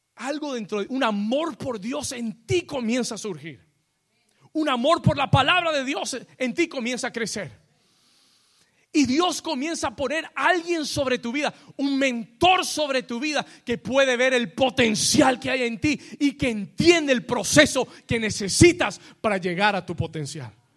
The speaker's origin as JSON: {"language": "Spanish", "region": "New York", "country": "United States", "tie": "born or raised there", "moved": "yes", "said": "yo me crié en Nueva York"}